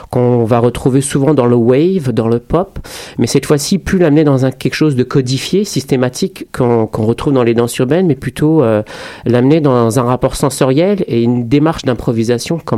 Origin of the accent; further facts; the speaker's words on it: France; also born or lived in Morocco; now in Canada; je suis français-marocain, euh, je suis, j'ai immigré au Québec euh, il y a maintenant un petit moment.